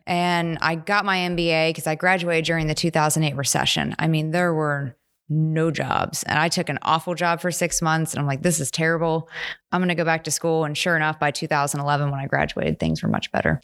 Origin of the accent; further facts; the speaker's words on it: Morgantown, West Virginia, United States; moved away as an adult; also born or lived in Pittsburgh, Pennsylvania; now in Stillwater, United States; grew up most of, like, high school in Morgantown, West Virginia. And so I spent ten years there